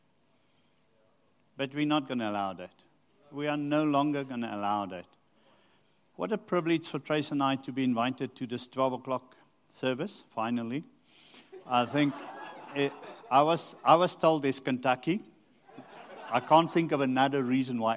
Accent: Rustenburg, North West, South Africa; I grew up in Rustenburg

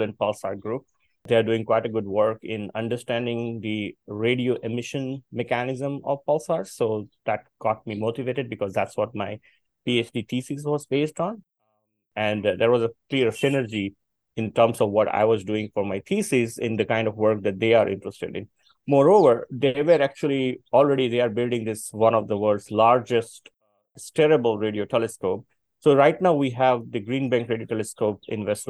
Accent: Botad, Gujarat, India; also born or lived in Bhavnagar, India; I come from a very small town in India called Botad, where I initially did my schooling

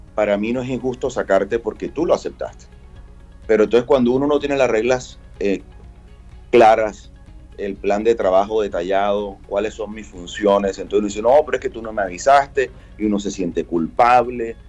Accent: Barranquilla, Atlántico, Colombia; la identidad cultural que nos da a nosotros como barranquilleros

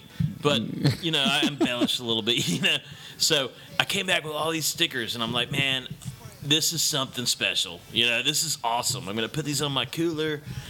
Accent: Guam; born there; also born or lived in Puerto Rico; Well, Rick, I was born in Guam, and like my parents, you know, like navies and stuff. So I went everywhere, but Guam, you know, and then Puerto Rico

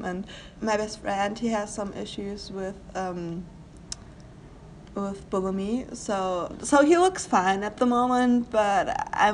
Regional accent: Germany; I'm 17 and I'm from Germany.

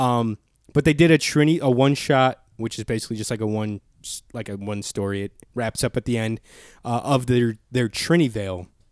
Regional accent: Chicago Heights area, Illinois, United States; born or raised there

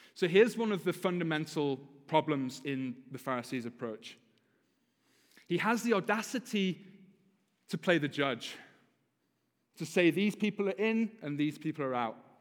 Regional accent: United Kingdom; now in United States; as a Brit because we, we drive properly in Britain

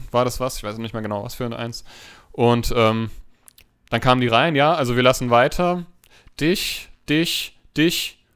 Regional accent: Hanau, Hesse, Germany; ich bin 31 Jahre alt, ich bin Erzieher, ich komme aus Hanau

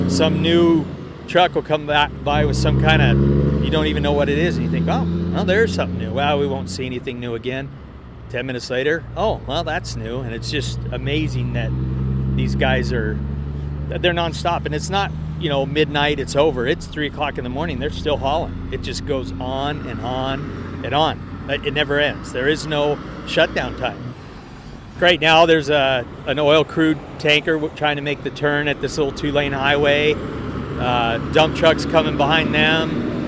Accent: Los Angeles, California, United States; moved away as an adult; now in Spearfish, United States; I'm from Spearfish, South Dakota, originally from Los Angeles, California. Yeah, I moved out to South Dakota 8 years ago, retired, and moved out there to get away from what you hear in the background, the hustle and the bustle.

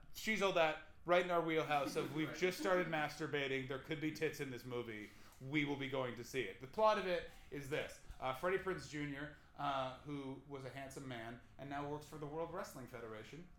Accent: Ottawa, Ontario, Canada; moved away; my hometown

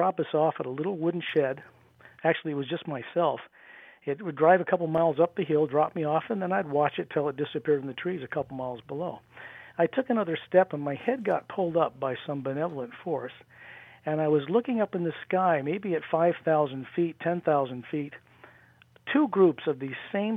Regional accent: near Salt Lake, Utah, United States; also born or lived in Washington State; in Utah, where I grew up near Salt Lake

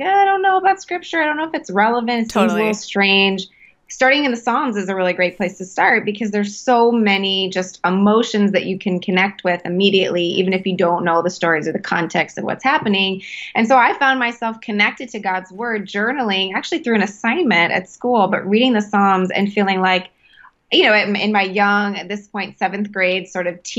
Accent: Calgary, Alberta, Canada; I was born in Canada, actually. I was born in Calgary, Alberta

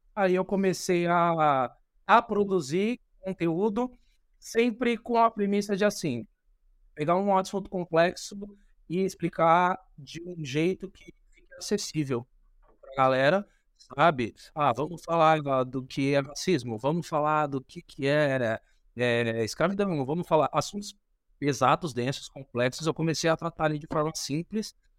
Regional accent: São Paulo, Brazil; Eu venho da periferia de São Paulo, venho de Itaquera

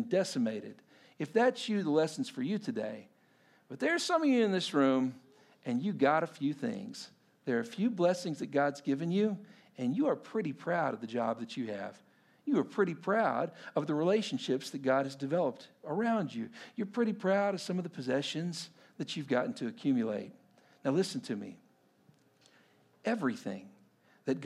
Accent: Texas, United States; as a Texan, you know, living in suburban Texas

